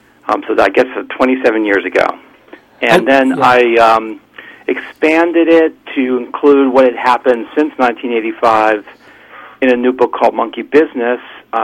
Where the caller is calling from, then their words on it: Port Washington, New York, United States; I'm calling from Port Washington, New York.